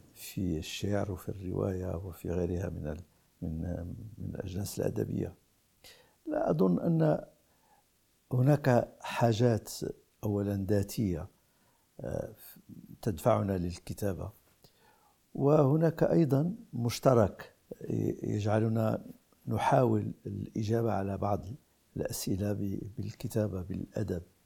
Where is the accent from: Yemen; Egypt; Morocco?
Morocco; في لغتنا العربية وفي بلدنا المغرب